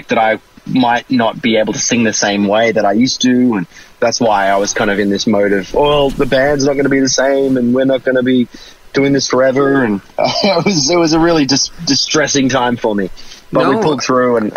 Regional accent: Brisbane, Queensland, Australia; also born or lived in Sydney; I'm Australian

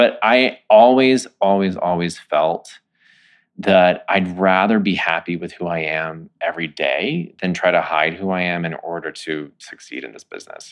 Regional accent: Texas, United States; moved away; I'm from Texas

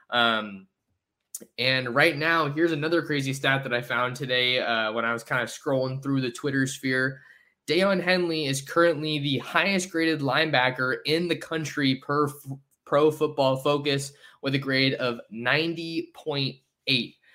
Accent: San Jose, California, United States; San Jose, by the way, my hometown.

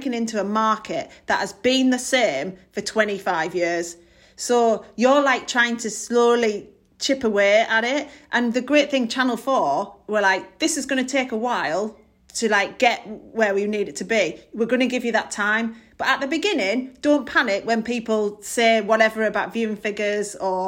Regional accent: Middlesbrough, North East England, United Kingdom; I'm from Middlesbrough

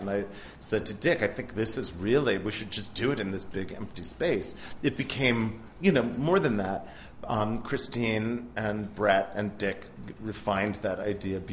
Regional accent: Rockville, Maryland, United States; I'm from Rockville, Maryland

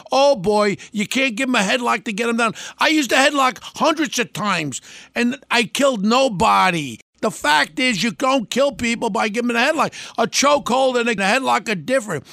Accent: United States; We're an American

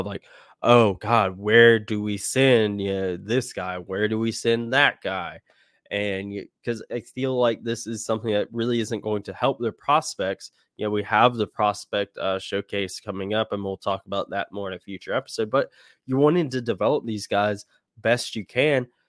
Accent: North Carolina, United States; I'm not from Virginia. I'm from North Carolina.

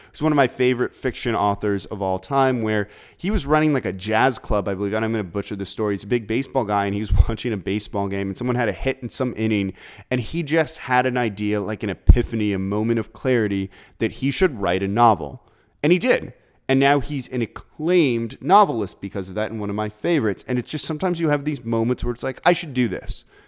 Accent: Los Angeles, California, United States; now in New Orleans, United States; I'm from Los Angeles, grew up a huge Laker fan

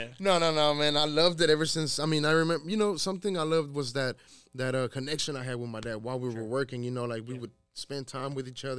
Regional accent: Waco, Texas, United States; also born or lived in San Luis Potosí, Mexico; So I grew up here in Waco, man. Okay, I grew up here in Waco. I grew up actually where we're at. This is where I grew up. I grew up here on 10th Street, 10th and Dutton.

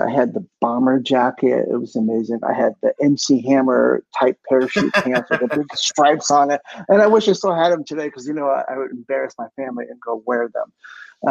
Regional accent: Alaska, United States; also born or lived in Seattle, Washington; I grew up in Alaska. And I was born in Washington

